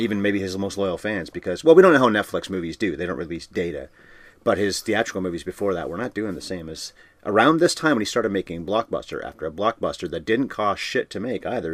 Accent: Canada; We're Canadian.

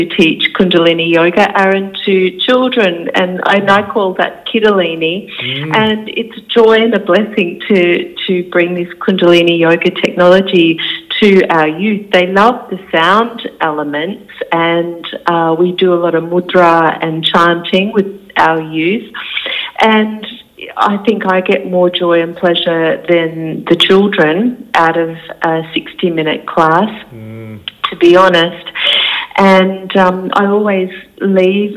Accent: Sunshine Coast, Queensland, Australia; I was born on the Sunshine Coast in Queensland, and my parents had 8 children all together

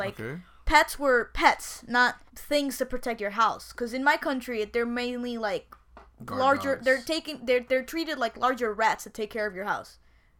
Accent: Peru; now in United States; I'm Peru. I'm from Peru

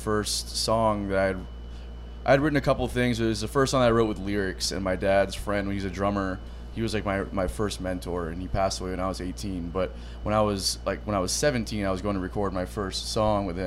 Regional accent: South Florida, United States; I'm from South Florida

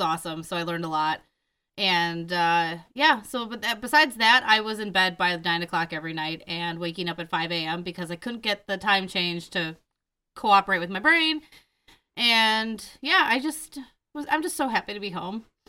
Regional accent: Mount Horeb, Wisconsin, United States; I go, "Madison."

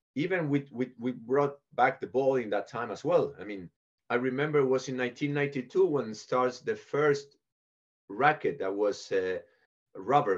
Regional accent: Buenos Aires, Argentina; moved away as an adult; I was born in Buenos Aires in Argentina, so I went to an English school and an English uh, club

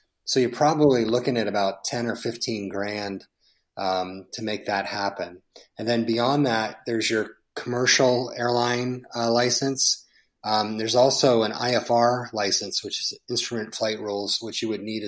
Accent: San Diego, California, United States; San Diego, my hometown

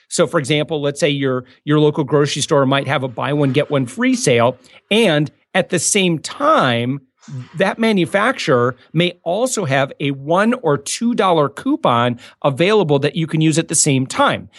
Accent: West Michigan, United States; moved away as an adult; I'm from West Michigan

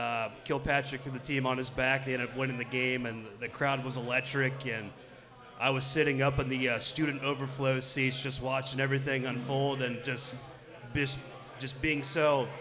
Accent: Versailles, Ohio, United States; moved away as an adult; also born or lived in Cincinnati, Ohio; I'm not from Cincinnati originally. I'm from a small town called Versailles, Ohio.

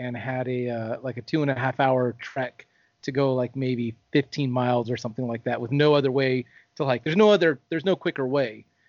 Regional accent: Los Angeles, California, United States; now in Dallas-Fort Worth, United States; I'm from Los Angeles, the LA area.

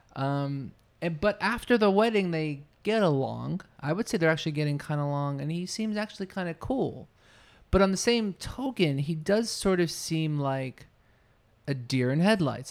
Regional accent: New Jersey, United States; I grew up in New Jersey

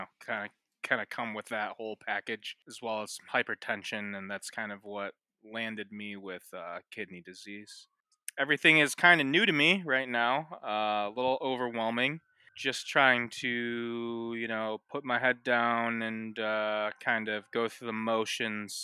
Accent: Ypsilanti, Michigan, United States; I'm from Ypsilanti, Michigan

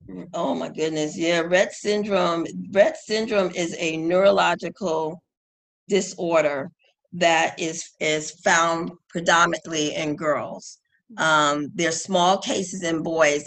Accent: New York, United States; as a New Yorker

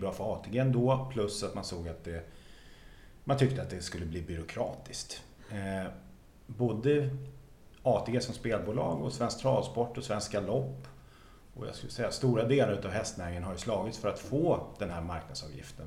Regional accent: Sweden; Jag är uppvuxen på bondgård i Västra

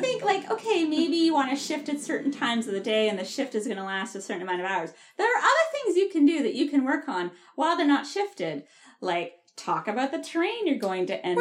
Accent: Ottawa, Ontario, Canada; I'm from Ottawa

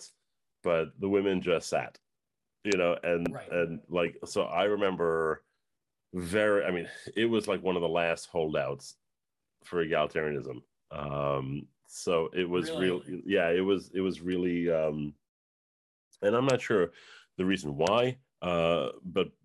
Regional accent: Yonkers, New York, United States; I grew up in Yonkers, New York, post-Holocaust household

